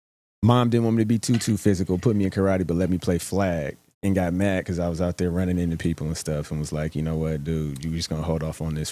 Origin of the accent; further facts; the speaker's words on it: Oakland, California, United States; I'm from East Oakland